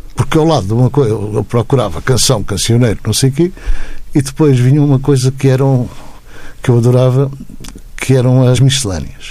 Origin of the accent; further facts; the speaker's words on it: Azores, Portugal; eu sou açoriano